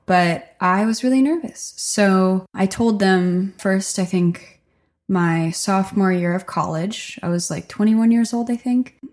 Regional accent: Stockton, New Jersey, United States; now in Nashville, United States; I grew up in Stockton, New Jersey. It's a really small rural town on the Delaware River.

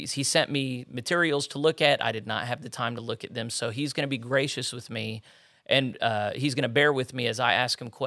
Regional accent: Lubbock, Texas, United States; also born or lived in northeastern Oklahoma; now in Oklahoma, United States; I was born in Lubbock

